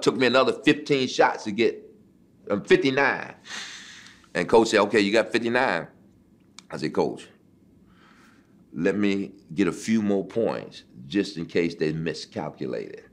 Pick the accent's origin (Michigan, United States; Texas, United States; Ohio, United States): Michigan, United States; Detroit; Detroit, my hometown, at the Cobo. You know, that's where I played my high school uh, championship games